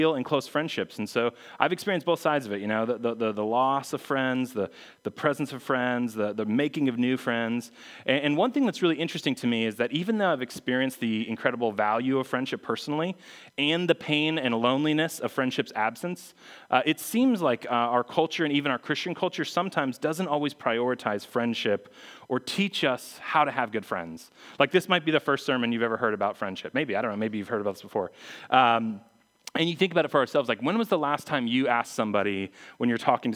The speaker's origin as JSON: {"language": "English", "town": "Phoenix", "region": "Arizona", "country": "United States", "also_born_or_lived": "Missouri", "moved": "as an adult", "said": "I was from Phoenix. I went to school in Missouri."}